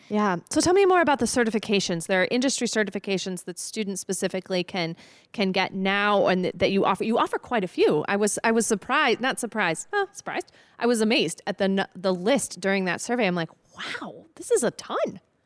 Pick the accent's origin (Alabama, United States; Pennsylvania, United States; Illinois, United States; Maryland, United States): Illinois, United States; Byron; I grew up in a small town. I grew up in Byron